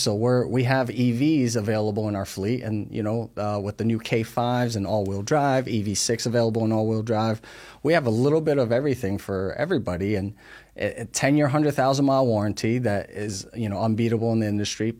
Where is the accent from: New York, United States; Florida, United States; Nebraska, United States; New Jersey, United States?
New Jersey, United States; moved away as an adult; also born or lived in Taiwan; now in West Virginia, United States; we grew up in North Jersey